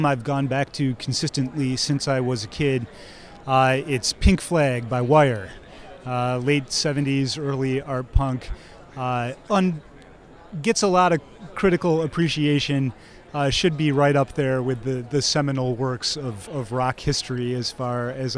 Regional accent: Midwest, United States; now in Chicago, United States; I'm a Midwesterner and I've lived in Chicago for 30 years

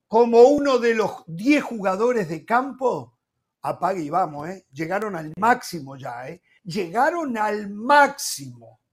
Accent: Uruguay; como uruguayo

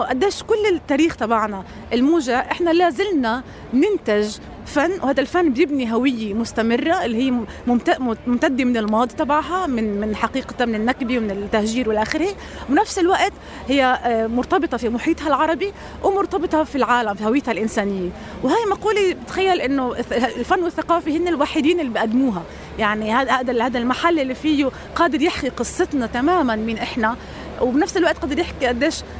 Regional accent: Palestine; كوني فلسطينيه

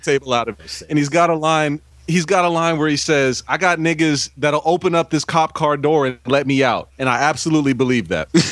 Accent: Bay Area, California, United States; As a kid growing up in the Bay Area

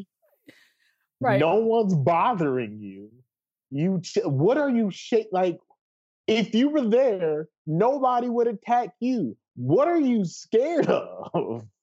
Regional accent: Knoxville, Tennessee, United States; I'm from Knoxville

